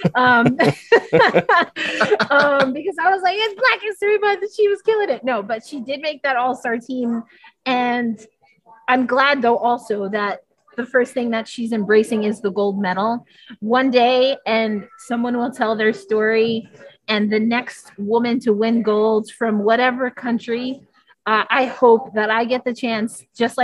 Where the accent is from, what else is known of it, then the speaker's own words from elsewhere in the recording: United States; I was born in the United States